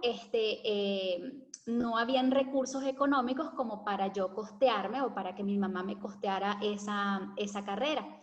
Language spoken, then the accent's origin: Spanish; Valencia, Carabobo, Venezuela; moved away as an adult; also born or lived in Caracas, Venezuela / Santa Teresa del Tuy, Venezuela; now in Argentina; nos fuimos a Valencia, y ahí fue donde ah, ya estuvimos permanentemente